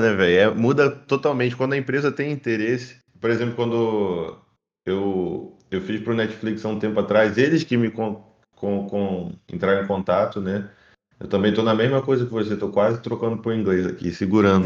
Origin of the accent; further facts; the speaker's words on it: Rio de Janeiro, Brazil; moved away as an adult; now in Sweden; eu sou carioca, cresci